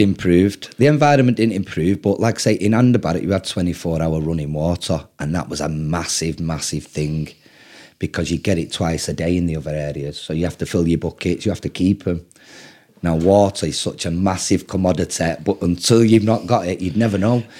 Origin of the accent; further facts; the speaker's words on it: Manchester, North West England, United Kingdom; I'm English